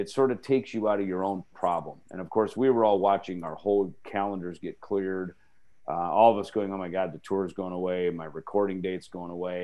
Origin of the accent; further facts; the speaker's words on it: Jackson, Minnesota, United States; moved away; my hometown in Jackson, Minnesota